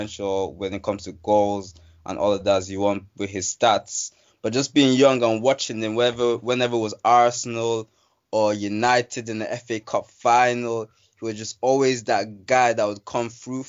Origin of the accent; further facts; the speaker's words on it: Nigeria; even had me supporting the Ivory Coast for a while, even though I'm Nigerian.